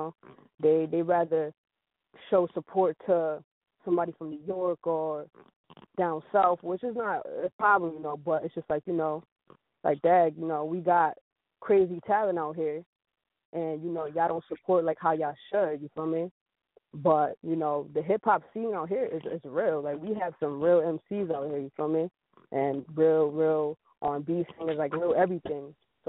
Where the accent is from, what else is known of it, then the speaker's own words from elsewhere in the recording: Jamaica; also born or lived in New Britain; because, you know, I am Jamaican, so I used to sit in Pac Pac